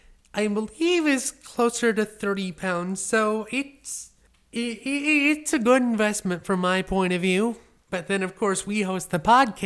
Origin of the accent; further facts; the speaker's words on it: New York, United States; As a New Yorker, I always have to go to JFK to travel.